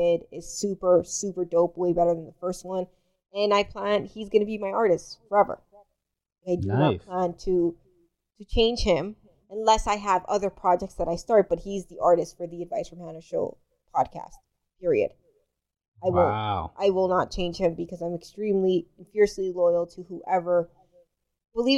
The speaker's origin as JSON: {"language": "English", "country": "Dominican Republic", "moved": "yes", "said": "I'm from the Dominican Republic."}